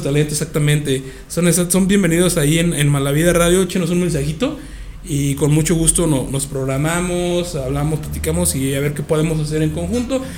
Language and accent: Spanish; Querétaro, Mexico; somos gente chida, somos gente buena onda, somos queretanos